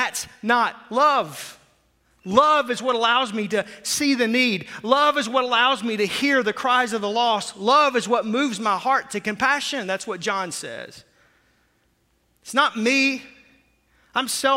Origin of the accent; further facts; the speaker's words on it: Fort Smith, Arkansas, United States; as a kid growing up in Arkansas, Russellville was about an hour away from the town I grew up in Fort Smith.